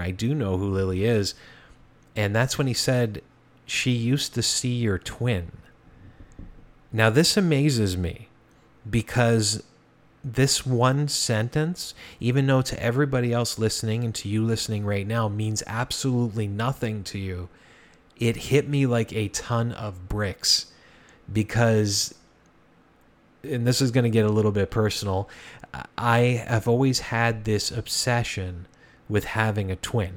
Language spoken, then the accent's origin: English; Hamilton, Ontario, Canada; when I was a child, growing up in the East End of Hamilton